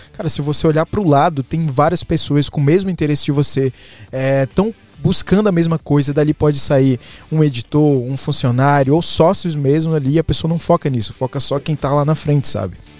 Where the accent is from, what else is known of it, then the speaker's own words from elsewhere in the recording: Guarabira, Paraíba, Brazil; Nasci em Guarabira. interior